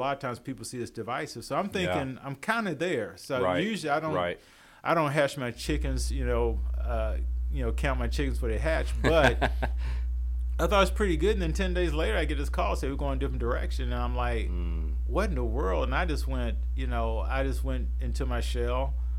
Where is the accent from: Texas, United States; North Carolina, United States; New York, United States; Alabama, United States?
North Carolina, United States; Winston-Salem; moved away; I'm originally from Winston-Salem, okay. North Carolina.